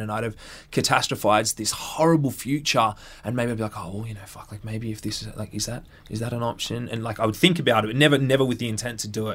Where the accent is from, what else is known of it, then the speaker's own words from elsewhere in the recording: Central Coast, New South Wales, Australia; I grew up on the Central Coast.